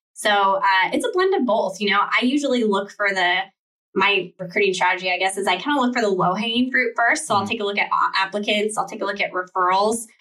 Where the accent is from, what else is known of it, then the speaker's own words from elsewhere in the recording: Seattle, Washington, United States; I grew up in the in the Seattle area